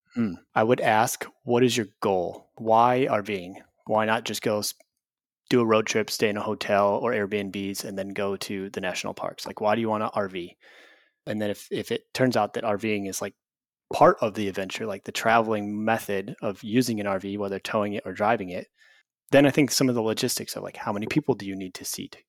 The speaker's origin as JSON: {"language": "English", "region": "Illinois", "country": "United States", "tie": "born or raised there", "moved": "yes", "said": "I grew up in Illinois"}